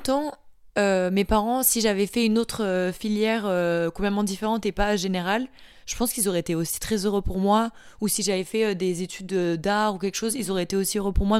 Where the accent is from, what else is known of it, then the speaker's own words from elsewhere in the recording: Marseille, Provence-Alpes-Côte d'Azur, France; also born or lived in Paris; je viens de Marseille. Je suis née à Paris, mais j'ai vécu à Marseille